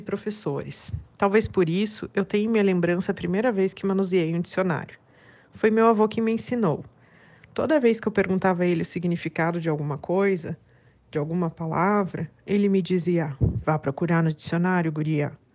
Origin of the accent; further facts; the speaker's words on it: Curitiba, Paraná, Brazil; Eu sou nascida e criada em Curitiba